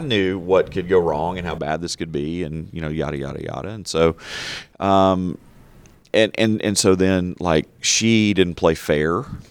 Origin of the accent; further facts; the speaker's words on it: United States; we're conditioned, particularly as American Christians